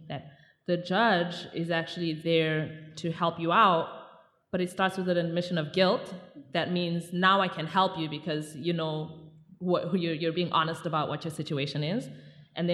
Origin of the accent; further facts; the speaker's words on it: Zimbabwe; I'm from Zimbabwe